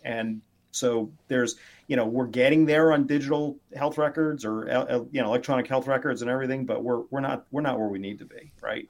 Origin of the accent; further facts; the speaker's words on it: McKeesport, Pennsylvania, United States; now in Connecticut, United States; I was born in uh, McKeesport Hospital, um, but uh, I live in Connecticut now